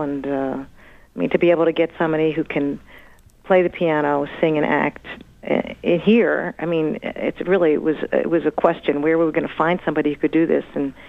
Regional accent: Philadelphia, Pennsylvania, United States; moved away; also born or lived in New York / Toronto; And I went to New York in the early 70s. I'm from Philadelphia, so I used to just hop the train and go back and forth for auditions. Then I moved there in the 70s and mid-70s, I guess, and when I was 12

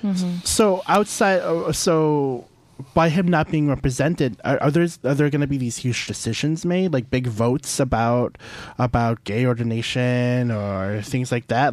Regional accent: St. Louis, Missouri, United States; I'm from St. Louis

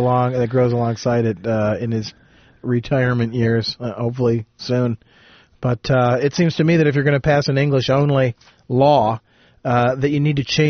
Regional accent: Jackson, Michigan, United States; growing up in Jackson

